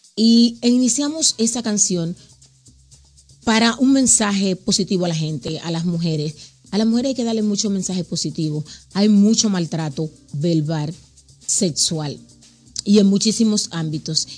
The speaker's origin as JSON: {"language": "Spanish", "country": "Dominican Republic", "moved": "yes", "lives_now": "United States", "said": "mi país, República Dominicana"}